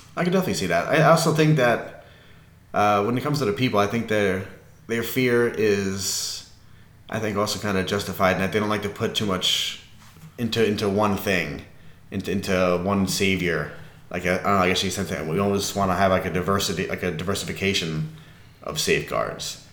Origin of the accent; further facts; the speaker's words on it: New York, United States; being a New Yorker